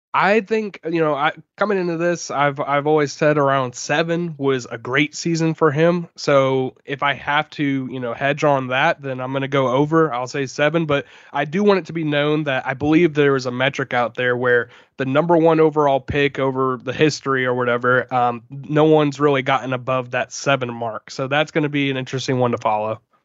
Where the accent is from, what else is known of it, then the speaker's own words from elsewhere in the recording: Jacksonville, Florida, United States; I was from here, you know, I'm from Jacksonville